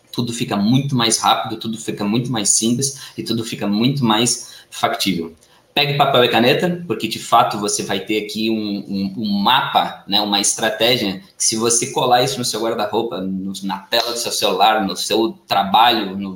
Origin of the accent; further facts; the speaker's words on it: Porto Alegre, Rio Grande do Sul, Brazil; morei a minha vida toda em Porto Alegre, no Rio Grande do Sul.